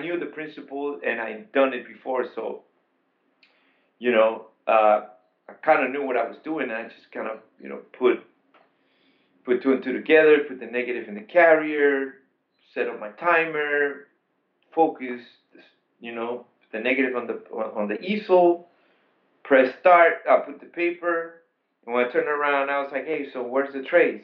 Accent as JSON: {"language": "English", "country": "Panama", "also_born_or_lived": "Queens, New York, United States", "moved": "yes", "lives_now": "New York, United States", "said": "I'm an immigrant from Panama, and I came in 1986"}